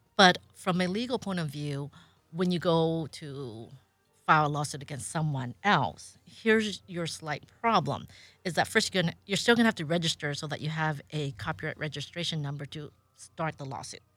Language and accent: English; Monterey Park, California, United States; also born or lived in Indianapolis / Pasadena; I grew up here in, um, Southern California, so I was a San Gabriel Valley kid